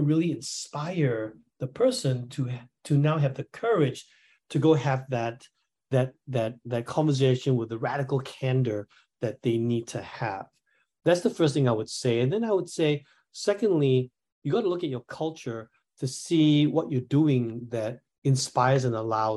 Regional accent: Singapore; I'm from Singapore

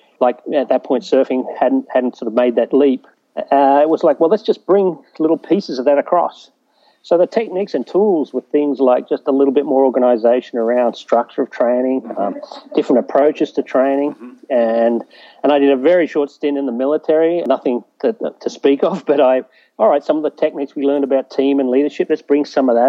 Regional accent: East Coast, Australia; moved away as an adult; now in United States; born and bred in Australia on the East Coast there

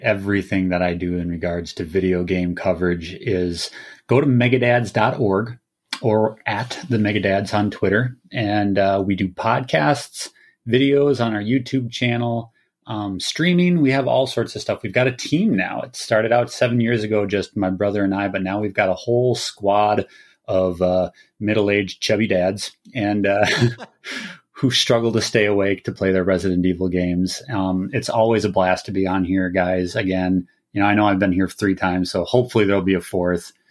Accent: Minnesota, United States; I am from Minnesota, so I get, I, you know, you can probably hear it in my voice

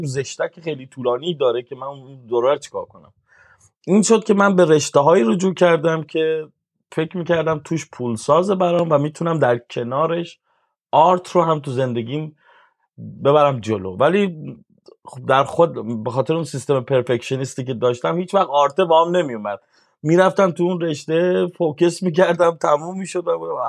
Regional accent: Shiraz, Fars, Iran; moved away as an adult; now in Sydney, Australia; تو محله که ما بزرگ شدیم مالی آباد شیراز

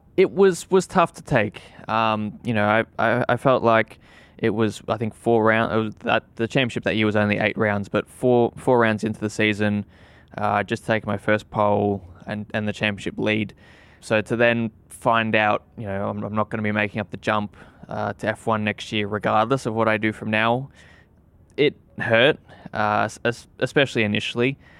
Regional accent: Australia; moved away; being an Aussie, I always hoped that I would, you know, at that time I was still in Australia

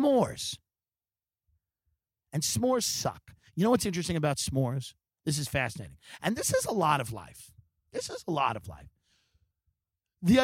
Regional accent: New York, United States; moved away as an adult; now in California, United States; my home state

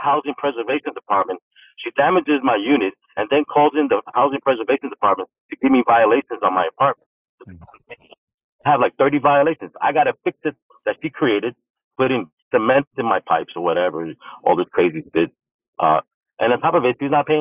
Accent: New York City, New York, United States; moved away as an adult; also born or lived in Brooklyn, New York; now in San Antonio, United States; I grew up in Queens, too, after I was, you know, born in Brooklyn. I was grew up in Queens

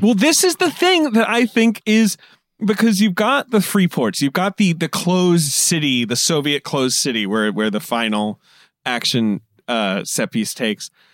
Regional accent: United Kingdom; moved away as an adult; I grew up in Britain.

